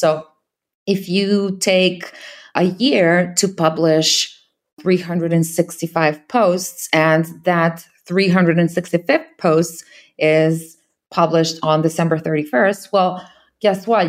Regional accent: Serbia; I'm from Serbia. I hire, obviously, in my own country.

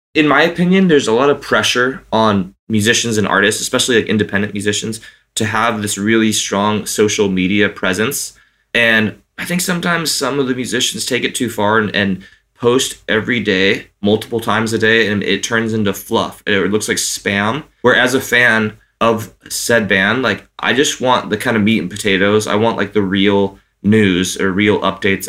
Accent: Santa Cruz, California, United States; Santa Cruz, which is my hometown

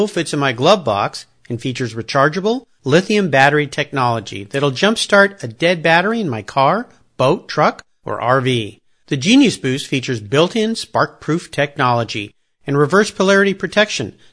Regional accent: Southern California, United States; I grew up in Southern California back in the 60s and 70s

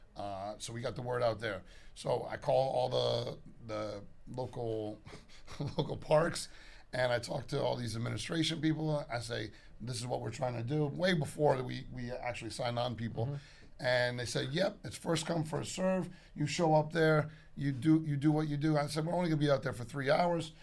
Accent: Storrs, Connecticut, United States; also born or lived in Hartford, Connecticut; born in Hartford, Connecticut, grew up on the campus of University of Connecticut

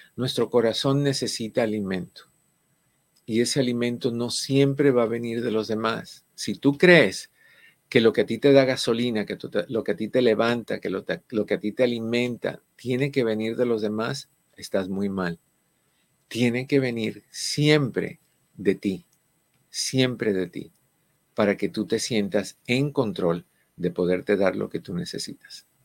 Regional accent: Cuba; en el caso de nosotros, cubano

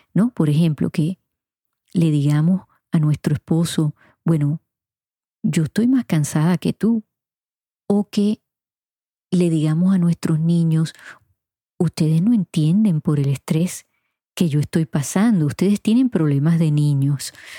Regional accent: Puerto Rico; mi niñez y mi adolescencia en Puerto Rico

